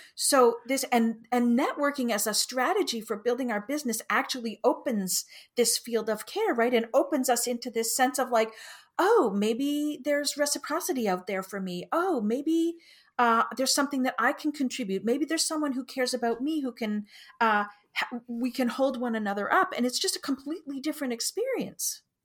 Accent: Canada; I'm Canadian

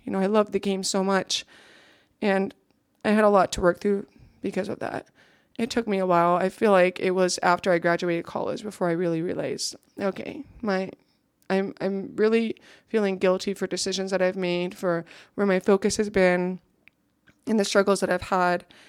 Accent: Ulysses, Kansas, United States; So that's where I grew up

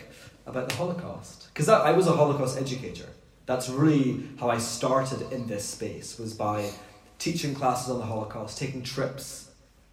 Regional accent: Scotland, United Kingdom; when we grew up in Scotland, we ate pomegranate

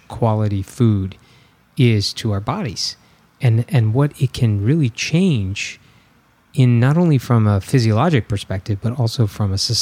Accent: Bloomington, Illinois, United States; also born or lived in Peoria, Illinois; I was born in Peoria, Illinois, and I was raised in Bloomington

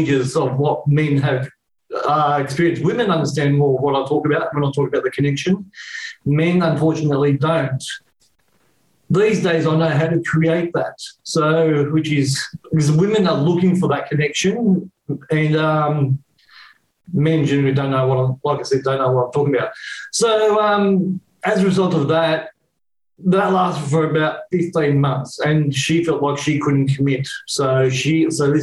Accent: Sydney, New South Wales, Australia; accent: Australian; also born or lived in Canberra; I was living in Canberra at the time, even though I was born in Sydney

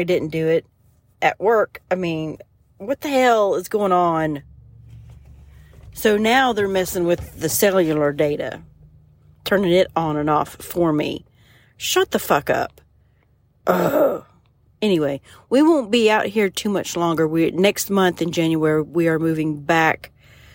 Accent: Ohio, United States; moved away; I'm from Ohio

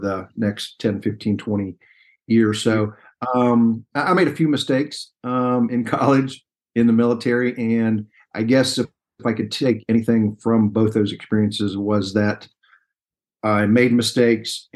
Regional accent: Dayton, Ohio, United States; moved away as an adult; also born or lived in Fayetteville, North Carolina; Grew up in Dayton, Ohio

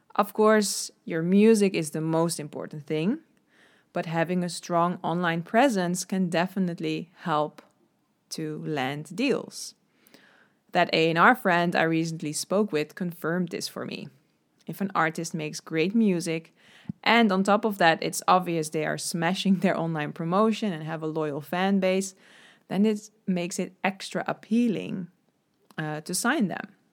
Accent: Netherlands; I'm from the Netherlands

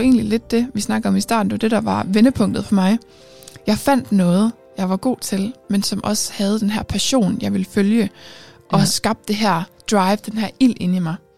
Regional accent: Aarhus, Central Denmark Region, Denmark; jeg er fra Aarhus

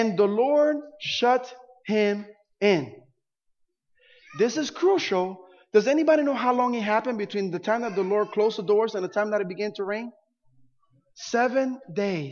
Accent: Puerto Rico; now in Florida, United States; Growing up in Puerto Rico

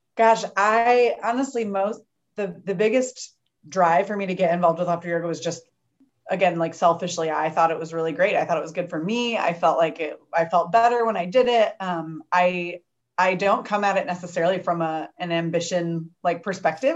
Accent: Champaign, Illinois, United States; now in St. Louis, United States; I grew up in Champaign, where Heidi lives, and I now live in St. Louis.

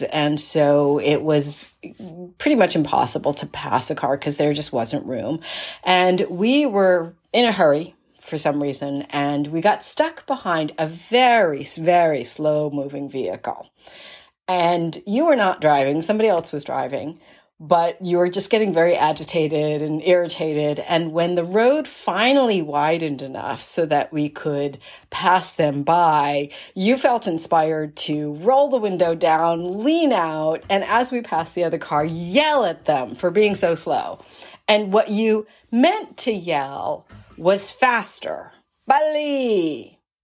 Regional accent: East Coast, United States; growing up on the East Coast, persimmons were not a fruit that we ate in my family.

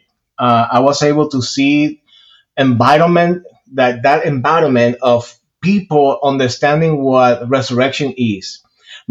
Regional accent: Puerto Rico; moved away as an adult; now in Georgia, United States; I am originally from Puerto Rico. I was born and raised there. I moved to the state when I was 21 years old

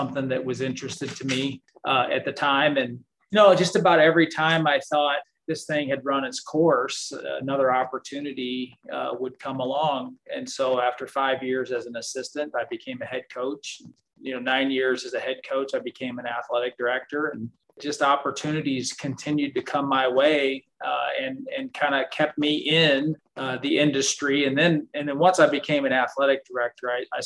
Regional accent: St. Louis, Missouri, United States; I'm from St. Louis

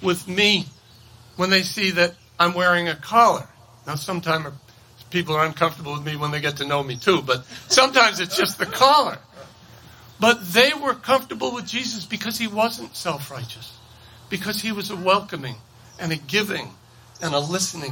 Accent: Maine, United States; I grew up poor in Maine

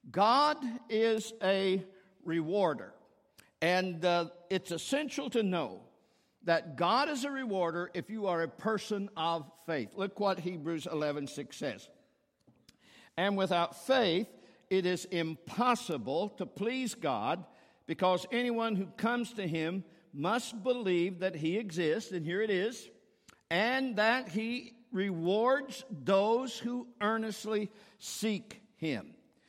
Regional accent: Cincinnati, Ohio, United States; I'm visiting my family. I'm here. I'm from Cincinnati. I graduated from the University of Cincinnati. I'm a Bearcat.

